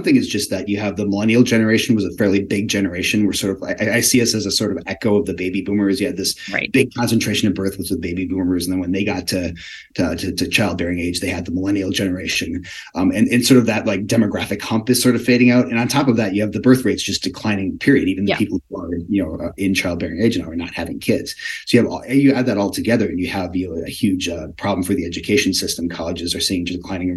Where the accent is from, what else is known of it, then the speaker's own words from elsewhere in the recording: Wisconsin, United States; moved away as an adult; also born or lived in New York City / Washington, D.C. area; I grew up in Wisconsin, ended up in New York City, living in the D.C. area for a while